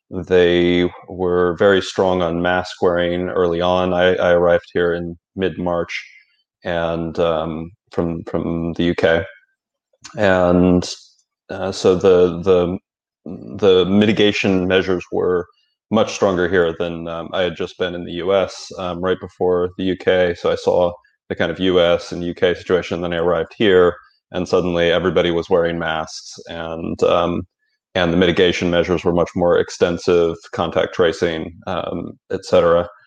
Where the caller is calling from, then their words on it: Thailand; Uh, yeah, I'm calling from Thailand.